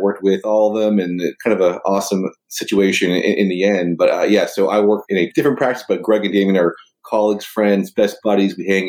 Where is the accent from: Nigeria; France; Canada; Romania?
Canada; Toronto, Ontario; moved away as an adult; also born or lived in Detroit / Boston; now in St. Louis, United States; I'm actually originally from Toronto, Canada.